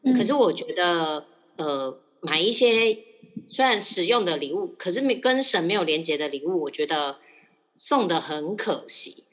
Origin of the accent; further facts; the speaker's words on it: Taiwan; 我是，就是一般的台湾家庭，就是家里是拜拜的